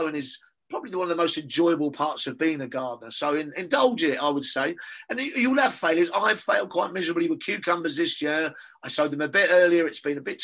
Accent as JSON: {"language": "English", "region": "London", "country": "United Kingdom", "accent": "Cockney", "said": "my Cockney accent"}